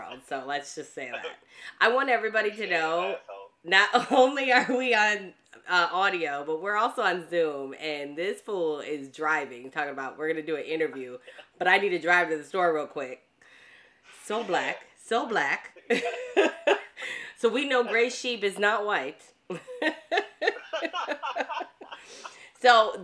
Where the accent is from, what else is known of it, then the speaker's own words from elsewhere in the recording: Dearborn, Michigan, United States; now in Florida, United States; I grew up in Michigan, which is a small town in Dearborn next to Detroit.